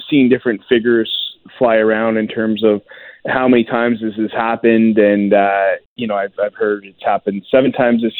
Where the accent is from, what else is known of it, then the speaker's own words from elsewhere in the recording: Lower Mainland, British Columbia, Canada; I grew up in the Lower Mainland